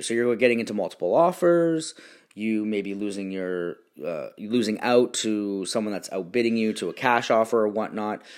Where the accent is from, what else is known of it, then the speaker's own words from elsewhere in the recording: Stoney Creek, Ontario, Canada; also born or lived in Niagara Falls, Canada; now in Irvine, United States; I was born in Niagara Falls and grew up in Stony Creek, which is between Niagara Falls and Toronto